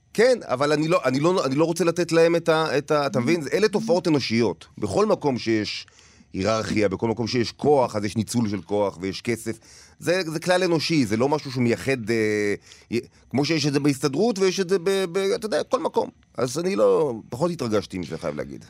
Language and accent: Hebrew; Tel Aviv, Tel Aviv District, Israel; also born or lived in Paris; נולדתי לא רחוק, ב- בתל אביב, ליד, אה, כיכר המדינה